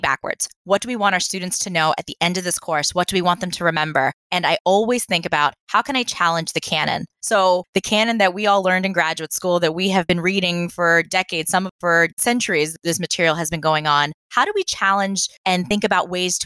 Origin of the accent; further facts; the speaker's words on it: East Coast, United States; now in Los Angeles, United States; I grew up on the East Coast, not the West Coast.